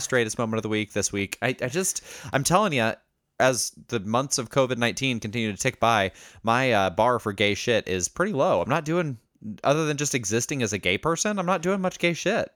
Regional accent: Indiana, United States; growing up in Indiana

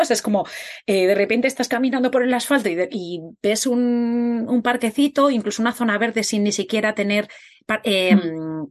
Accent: Spain; tanto Katia como yo somos de España

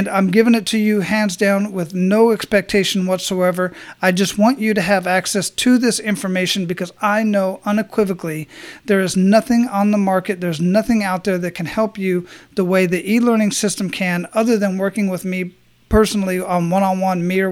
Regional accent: Arizona, United States; also born or lived in Hawaii; now in Florida, United States; born and raised in Arizona

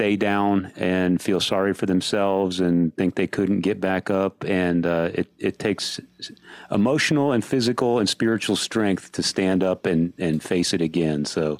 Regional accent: San Antonio, Texas, United States; I grew up in San Antonio, Texas

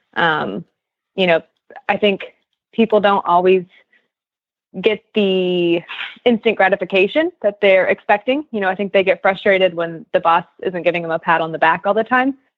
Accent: Kansas, United States; moved away; I'm from Kansas

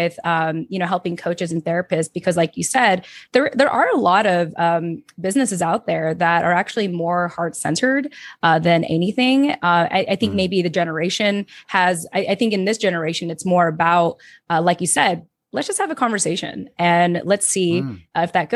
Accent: United States; I am an American

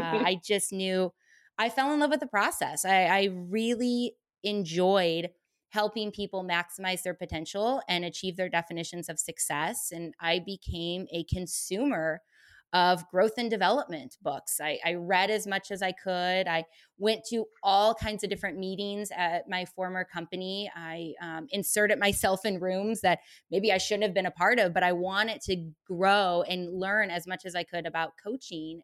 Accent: St. Louis, Missouri, United States; moved away as an adult; now in Los Angeles, United States; I'm originally from St. Louis, Missouri. So I was born and raised in the Midwest

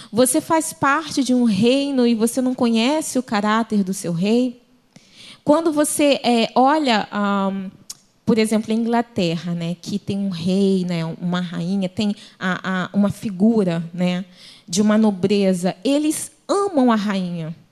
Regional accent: Brazil; eu, como brasileira, eu tenho características que mostram para outras pessoas que eu sou brasileira.

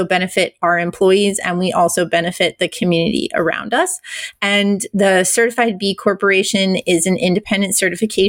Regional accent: Iowa, United States; also born or lived in New Hampshire / Nantucket Island, Massachusetts / Wyoming; now in Austin area, Texas, United States; I was born in New Hampshire, but I mostly grew up in Iowa, so kind of a Midwestern girl

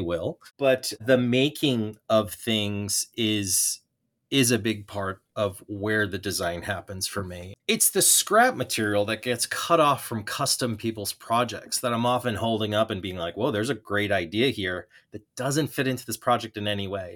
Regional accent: Long Island, New York, United States; growing up on Long Island

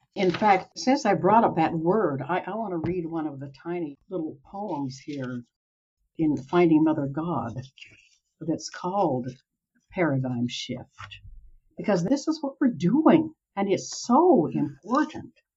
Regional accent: Utah, United States; also born or lived in Salt Lake City, Utah / Gusher, Utah / Provo, Utah; I was born in Salt Lake City. When I was eight, we moved out to the Uinta Basin, where we lived in Gusher, Utah, tiny little town for five years. And then we moved to Provo, where I finished my growing up

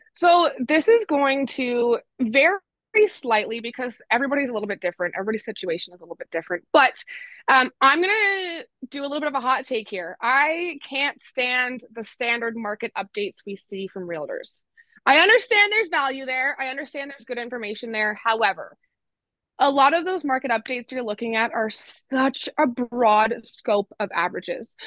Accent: Innisfil, Ontario, Canada; also born or lived in Durham Region, Ontario; now in Peterborough, Canada; I grew up in Simcoe County, spent 18 years living in Innisfil, and then I moved to Durham region to go to school

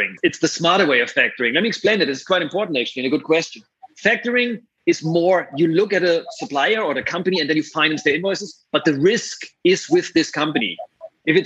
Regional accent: Germany; accent: German; English is a second language; moved away as an adult; also born or lived in San Francisco; you hear my beautiful German accent. That's where my career started.

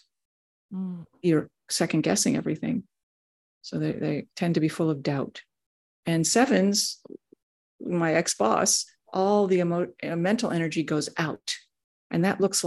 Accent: Washington, District of Columbia, United States; I was born in Washington, D.C.

